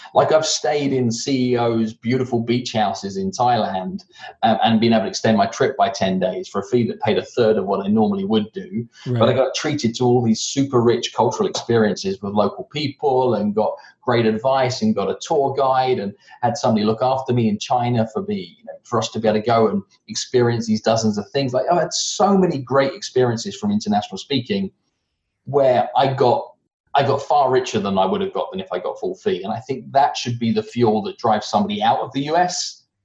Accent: United Kingdom; accent: British; funny in that it hinders me now more back home, because I have a rounded off British accent that sounds like I'm more American than I am British

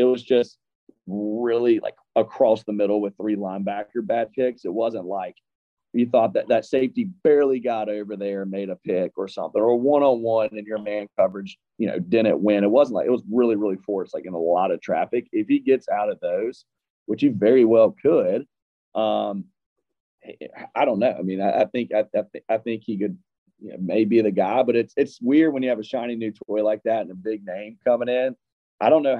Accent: Deep South, United States; for me personally, growing up in the Deep South

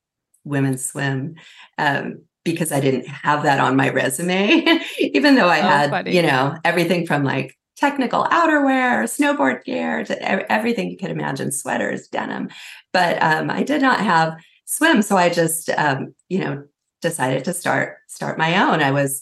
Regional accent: California, United States; I grew up in California. That's kind of my, my pedigree.

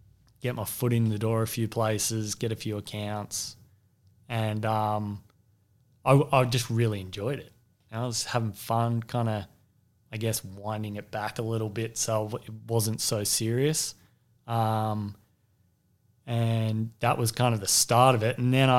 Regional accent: Sydney, New South Wales, Australia; moved away; I grew up in Sydney's Northern Beaches, which was a real hotbed for surfing and surfboard manufacturing.

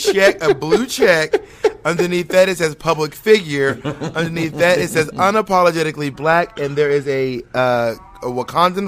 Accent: the South, United States; accent: Southern; I have an accent, and I'm from the South

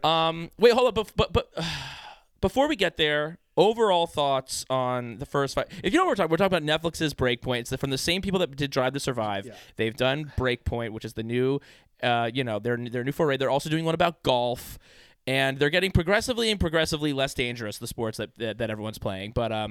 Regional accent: Tunisia; I don't come from a country with a big tennis background, but it's like entrepreneurs didn't kick. Like I'm from Tunisia, and those are barriers.

